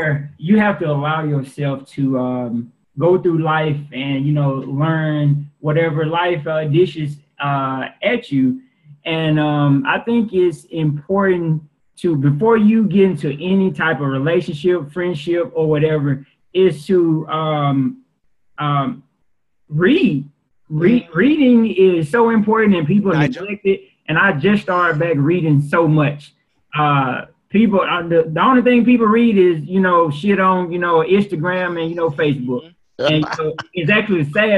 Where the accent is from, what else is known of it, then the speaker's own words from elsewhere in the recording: the South, United States; accent: southern; now in Birmingham, United States; my accent is super thick